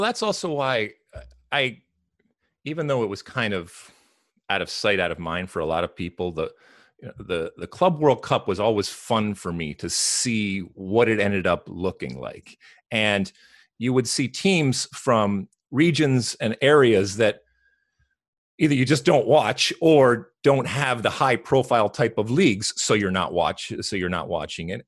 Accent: United States; as American soccer people

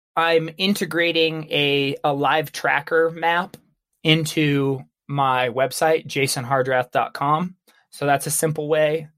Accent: Baker City, Oregon, United States; I grew up in Baker City, Oregon

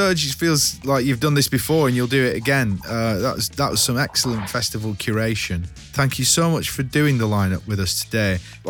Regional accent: Lancashire, North West England, United Kingdom; I'm from Lancashire, just like Fred

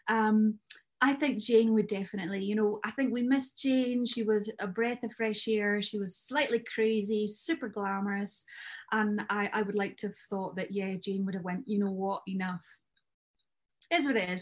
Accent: Scotland, United Kingdom; I'm Scottish

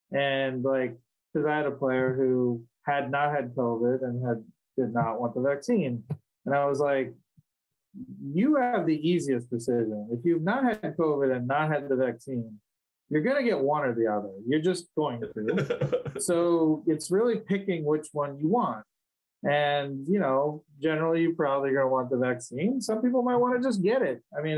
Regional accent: Wisconsin, United States; born there; also born or lived in Ohio; I was born in Wisconsin, so it's very Wisconsin.

